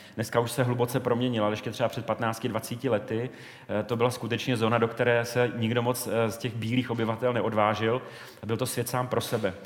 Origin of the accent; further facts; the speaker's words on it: Brno, South Moravian Region, Czechia; v Brně, v mém rodném městě